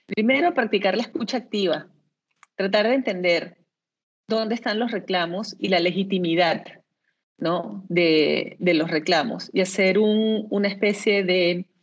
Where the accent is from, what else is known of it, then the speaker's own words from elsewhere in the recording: Venezuela; now in Peru; soy venezolana.